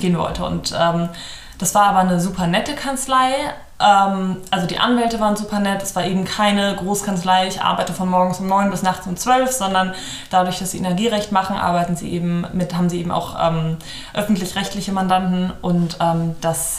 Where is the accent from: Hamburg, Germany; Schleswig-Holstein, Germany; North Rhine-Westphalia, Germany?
Hamburg, Germany; Hamburg area, Germany; moved away as an adult; now in Cologne, Germany; ich komme ursprünglich aus der Gegend von Hamburg, bin mit 19 nach Köln gezogen